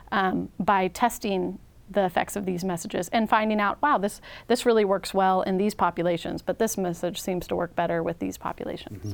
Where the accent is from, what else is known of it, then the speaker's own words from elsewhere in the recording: Washington, United States; moved away as an adult; also born or lived in Texas; now in Oregon, United States; I'm from the Northwest. I'm from Washington State